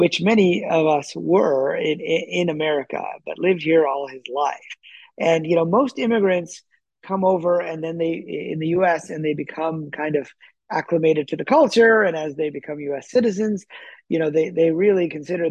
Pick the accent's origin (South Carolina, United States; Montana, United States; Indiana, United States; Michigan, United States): Michigan, United States; also born or lived in Lahore, Pakistan; I grew up in Michigan, which was snowing, you know, every winter